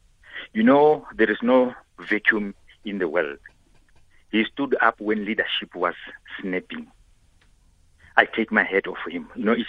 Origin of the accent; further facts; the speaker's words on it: Johannesburg, Gauteng, South Africa; also born or lived in Soweto; now in Polokwane, South Africa; I grew up in Alexander. Soweto, Deep Kloof, Pimville.